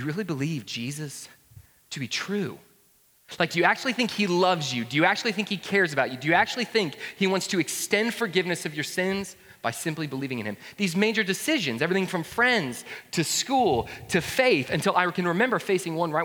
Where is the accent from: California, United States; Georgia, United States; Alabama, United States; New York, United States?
Georgia, United States; Woodstock; I grew up in North Georgia, a town there called Woodstock